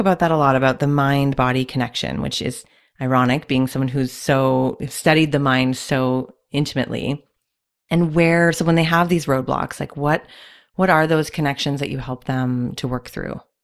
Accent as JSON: {"language": "English", "country": "Canada", "said": "I'm also Canadian"}